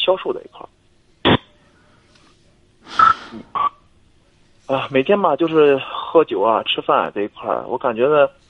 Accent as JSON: {"language": "Chinese", "town": "Liaocheng", "region": "Shandong", "country": "China", "also_born_or_lived": "Jinan", "said": "家聊城的。"}